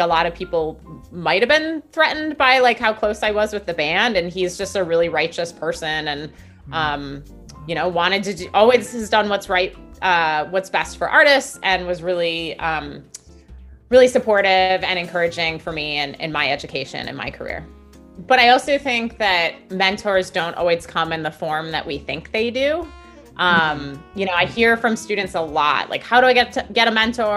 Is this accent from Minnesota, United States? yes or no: no; Milwaukee, Wisconsin, United States; Milwaukee, where I'm originally from